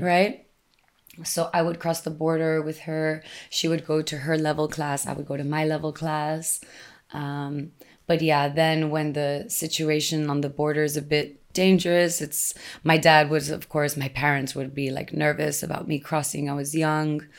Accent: Texas, United States; English is a second language; moved away as an adult; also born or lived in Austin, Texas; I was living in my hometown on the border, and this was after I had already moved away and lived in Austin, Texas for some time

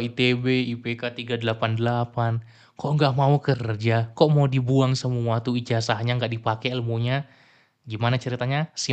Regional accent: Medan, North Sumatra, Indonesia; gue pulang ke kampung halaman gue di Medan

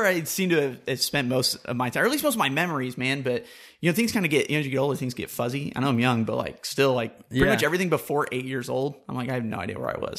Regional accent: Oklahoma, United States; also born or lived in Gulf area; So, I'm from the Gulf area, but from initially from before I was in St. Louis, I lived in Oklahoma. And actually, if you do the math, I actually lived in Oklahoma most of my life.

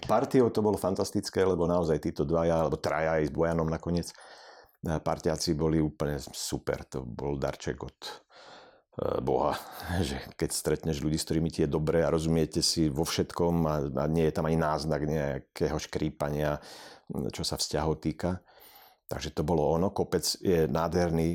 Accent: Poprad, Prešov Region, Slovakia; ja som z Popradu

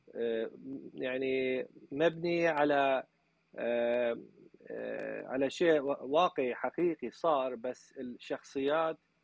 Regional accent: Iraq; now in Nashville, United States; احنا العراقيين

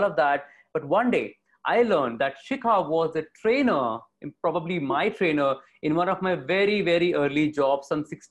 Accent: Varanasi, Uttar Pradesh, India; moved away as an adult; also born or lived in Delhi; I'm from Varanasi

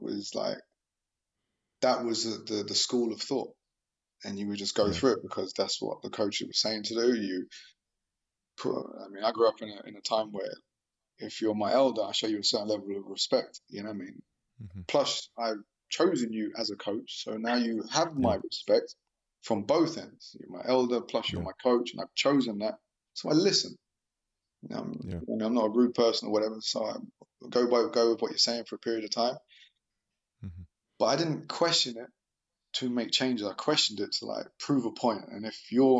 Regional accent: London, United Kingdom; I'm from South London

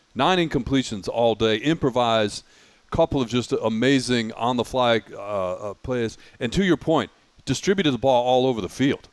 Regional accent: Detroit, Michigan, United States; growing up in Detroit

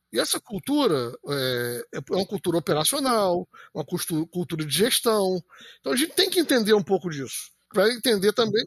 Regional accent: Campos dos Goytacazes, Rio de Janeiro, Brazil; a gente decidiu voltar para Campos

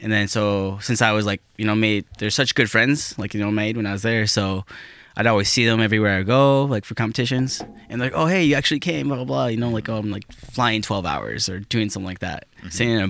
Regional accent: South Dakota, United States; moved away as an adult; now in Milwaukee, United States; I'm from South Dakota.

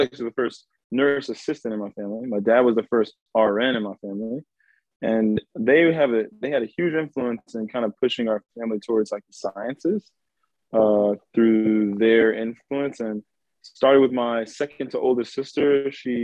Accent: Richardson, Texas, United States; also born or lived in Dallas; I was raised in Richardson

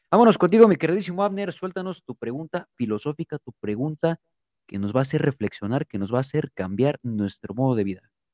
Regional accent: Mexico City, Mexico; soy chilango, por si no sabían. también yo, yo nací en la Ciudad de México

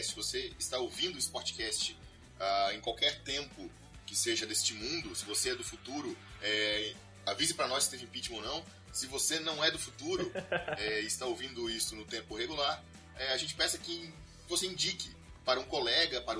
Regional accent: South Region, Brazil; como a grande maioria de nós somos aqui do Sul

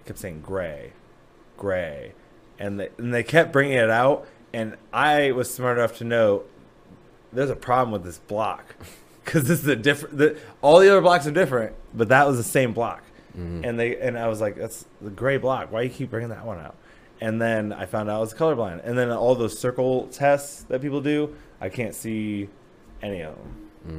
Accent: Napoleon, Ohio, United States; moved away as an adult; now in Columbus, United States; I say Toledo, but it's like a small town called Napoleon.

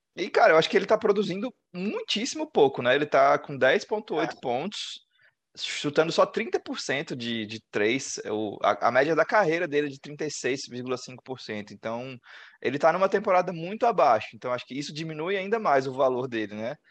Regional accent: Brazil; Sou do Brasil

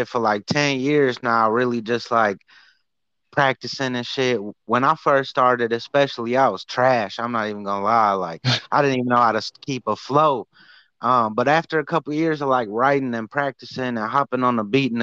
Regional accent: Detroit, Michigan, United States; I'm from Detroit, Michigan.

